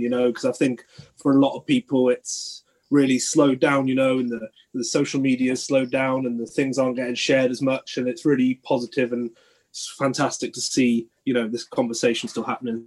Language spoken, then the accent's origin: English; Cornwall, South West England, United Kingdom; moved away as an adult; now in Bath, United Kingdom; I grew up in Cornwall in the southwest